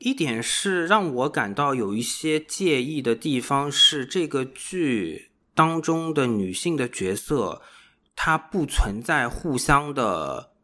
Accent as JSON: {"language": "Chinese", "region": "Shanghai", "country": "China", "said": "因为我本身是上海人嘛"}